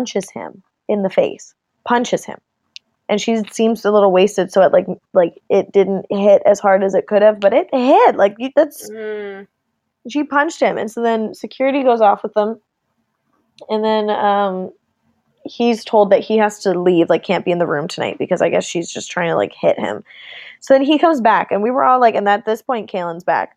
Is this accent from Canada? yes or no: yes; Canada; I am Canadian.